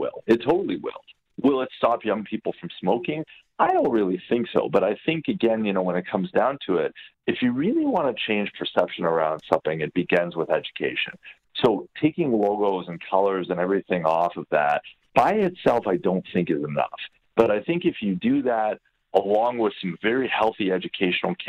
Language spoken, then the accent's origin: English; Hamilton, Ontario, Canada; growing up in Hamilton, there was a theater and it was called the Demoriers Theater